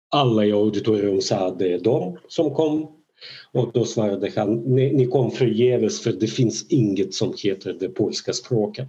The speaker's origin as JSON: {"language": "Swedish", "country": "Belarus", "first_language": "Russian", "second_language": "Swedish", "moved": "yes", "lives_now": "Sweden", "said": "jag då kommer från eh, ett land, från Belarus"}